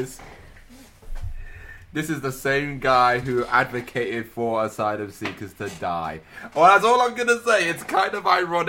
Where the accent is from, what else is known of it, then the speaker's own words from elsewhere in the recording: United Kingdom; we are a British podcast